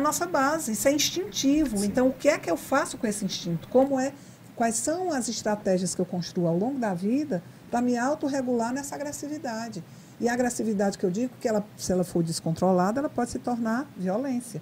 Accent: Fortaleza, Ceará, Brazil; moved away as an adult; now in Mossoró, Brazil; eu sou cearense de Fortaleza, estou em Mossoró há 14 anos

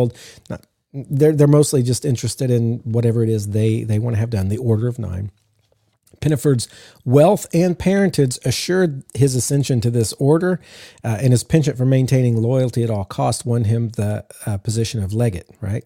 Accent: the South, United States; I'm from the South.

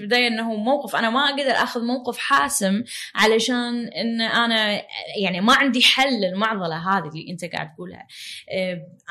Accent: Kuwait; عندنا بالكويت

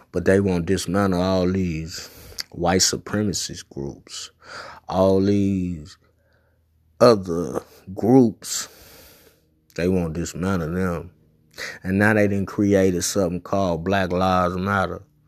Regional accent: United States; I was born in America. So I'm a American citizen

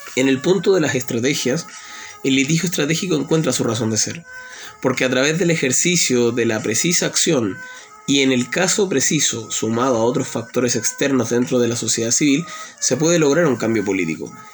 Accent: Chile; mi país, en Chile

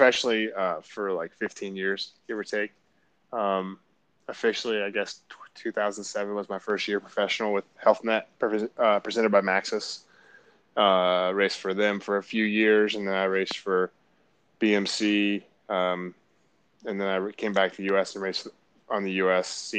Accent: Marietta, Georgia, United States; I grew up in Marietta, Georgia, and we had good mountain bike trails right outside of my neighborhood where I grew up

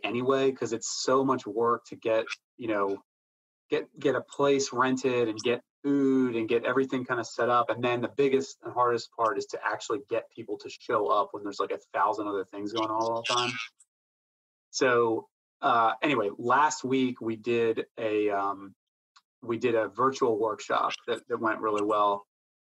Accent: outside of Philadelphia, Pennsylvania, United States; moved away as an adult; now in Raleigh, United States; I grew up in outside of Philadelphia, been here in Raleigh since 2012

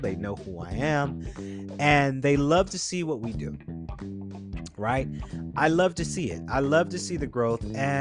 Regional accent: Atlanta, Georgia, United States; we're from Atlanta

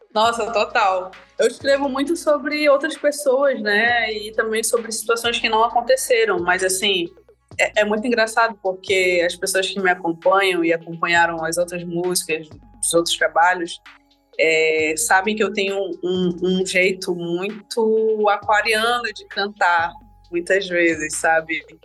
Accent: interior of Amazonas, Brazil; amazonense, nasci no interior do Amazonas

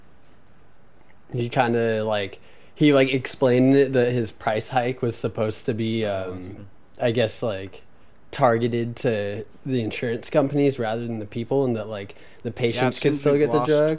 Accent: Belmont, California, United States; I'm from Belmont, which is like kind of up by San Francisco.

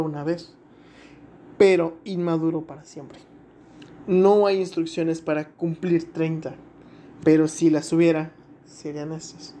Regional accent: Mexico; como buen mexicano

